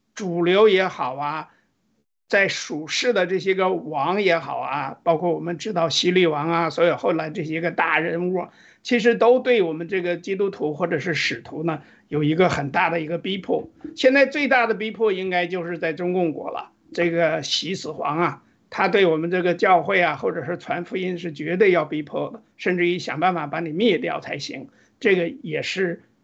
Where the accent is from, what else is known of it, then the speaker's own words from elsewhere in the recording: Northeast China, China; 因为我是东北人